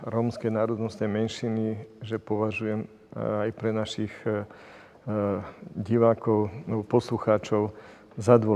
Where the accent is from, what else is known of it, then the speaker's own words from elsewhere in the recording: Slovakia; že žijem v tejto krajine, že som vyrastal na Slovensku a teraz to budem môcť prezentovať.